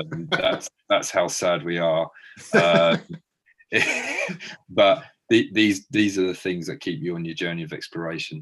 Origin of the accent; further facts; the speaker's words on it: Brighton, South East England, United Kingdom; when I was growing up in Brighton